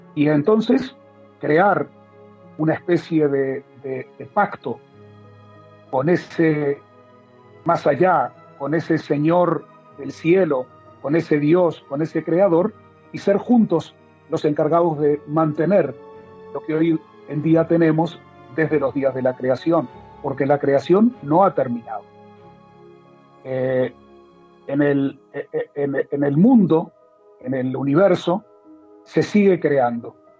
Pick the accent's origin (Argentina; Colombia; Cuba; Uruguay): Uruguay; moved away as an adult; also born or lived in Mexico / Spain / Miami; now in Israel; nací en Uruguay, a los 20 años me fui a vivir a Israel